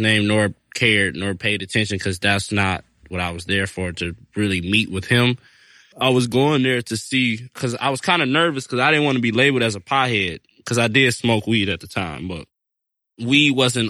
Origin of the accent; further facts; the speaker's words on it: Detroit, Michigan, United States; I'm from Detroit, Michigan, and I've been farming since I was 8 years old.